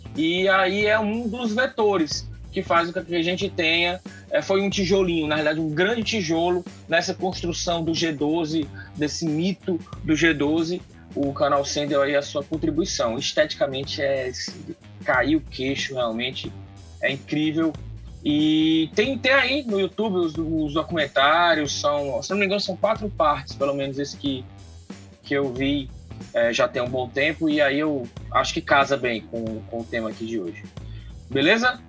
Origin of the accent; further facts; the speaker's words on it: Ceará, Brazil; é a nossa história enquanto cearenses, enquanto nordestinos